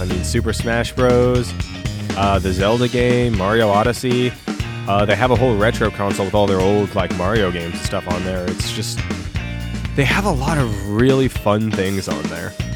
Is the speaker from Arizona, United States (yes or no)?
yes; Tucson, Arizona, United States; my hometown, Tucson, Arizona